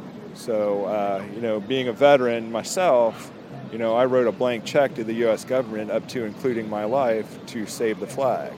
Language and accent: English; Dayton, Ohio, United States; I'm from Dayton, Ohio.